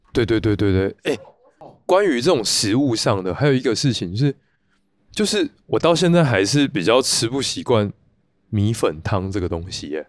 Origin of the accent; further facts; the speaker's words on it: Kaohsiung, Taiwan; moved away as an adult; now in Taipei, Taiwan; 我小时候 住在高雄，在高雄的岐山，然后到高中就来高雄市区，然后到大学的时候就到台北求学